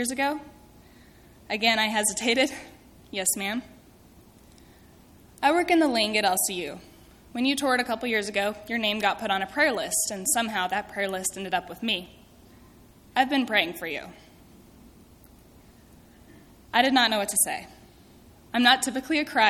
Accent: southeastern New Mexico, United States; moved away as an adult; also born or lived in Texas; I do come from a small town in southeastern New Mexico, and I love my little town dearly.

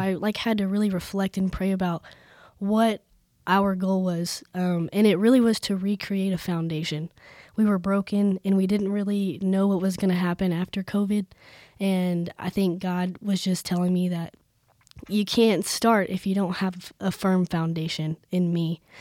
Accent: Plains, Texas, United States; moved away as an adult; now in Lubbock, United States; I'm from Plains, Texas.

